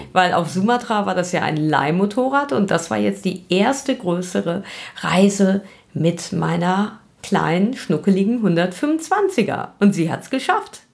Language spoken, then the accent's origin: German; Germany; wir als Deutsche